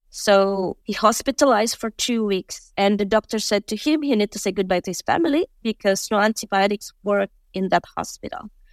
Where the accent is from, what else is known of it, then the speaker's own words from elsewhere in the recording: Indonesia; moved away as an adult; also born or lived in Finland; I'm Indonesian